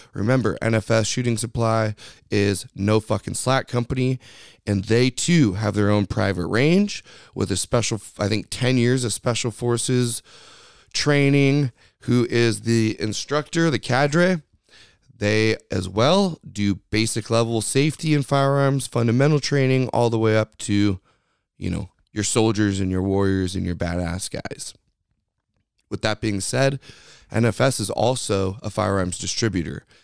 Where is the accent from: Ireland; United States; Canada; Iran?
United States; we are Americans, okay? We are Americans.